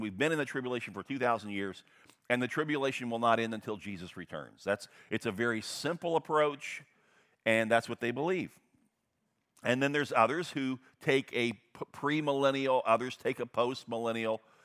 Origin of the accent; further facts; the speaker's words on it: United States; I am an American through and through